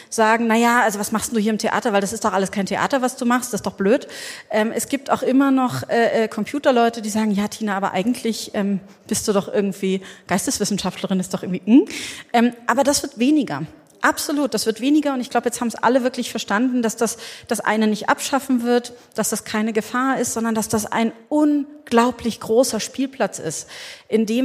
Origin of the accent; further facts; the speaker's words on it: Berlin, Germany; Also ähm, ich bin mit 18 in Berlin. Ich komme aus Berlin und da bin ich so mit 18 in den CCC so rein diffundiert.